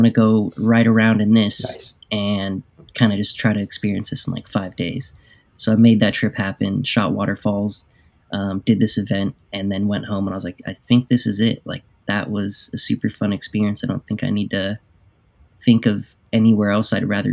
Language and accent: English; Sunnyvale, California, United States; now in Portland, United States; Originally born and raised in the Bay Area down in Sunnyvale next to Cupertino where Apple's located